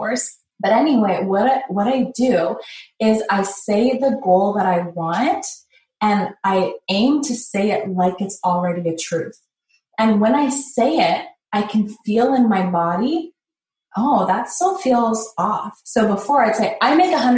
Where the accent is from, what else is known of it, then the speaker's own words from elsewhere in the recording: Canada; I grew up in Canada here in this city.